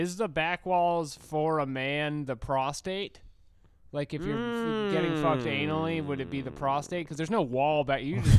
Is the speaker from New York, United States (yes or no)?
no; Boston, Massachusetts, United States; I'm from Boston.